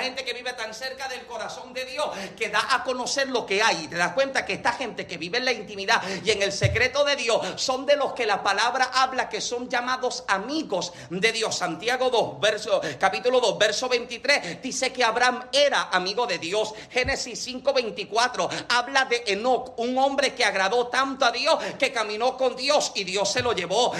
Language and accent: Spanish; Yauco, Puerto Rico; yo nací en Yauco, Puerto Rico